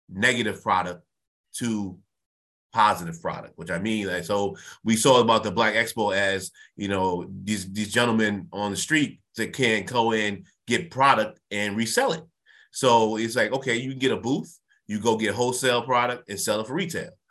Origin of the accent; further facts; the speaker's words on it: New Haven, Connecticut, United States; I'm I'm born and raised in New Haven, Connecticut. Um, been around all, all my life.